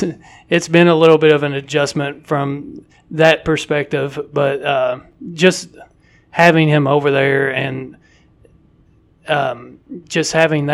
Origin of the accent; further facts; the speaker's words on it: Whitesburg, Kentucky, United States; also born or lived in Jackson / Mount Sterling; I was born in Whitesburg, down southeastern Kentucky, Letcher County, and spent 4 years.